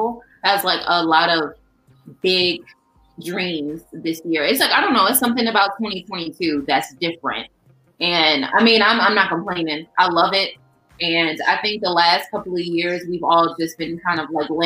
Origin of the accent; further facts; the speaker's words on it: Chicago, Illinois, United States; I'm from the South Side too